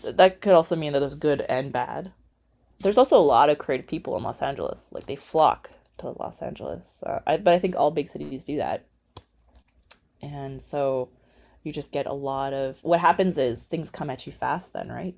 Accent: Edmonton, Alberta, Canada; also born or lived in Calgary / Nova Scotia; I was born in Calgary, raised in Edmonton

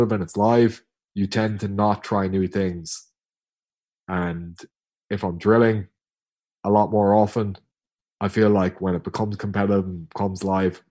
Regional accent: Tipperary, Munster, Ireland; I'm from Tip

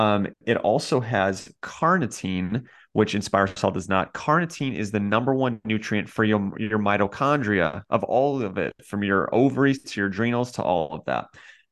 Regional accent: Kentucky, United States; You're like, I grew up in Kentucky. We don't eat oysters around

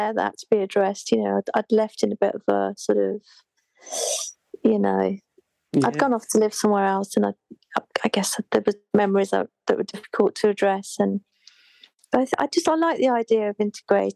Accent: Birmingham, West Midlands, United Kingdom; moved away as an adult; also born or lived in London; I say Birmingham

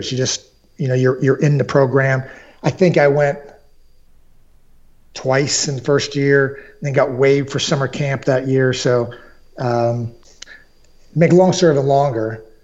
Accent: Fort Sherman, Colón, Panama; born there; I was born in Panama in the in the '60s

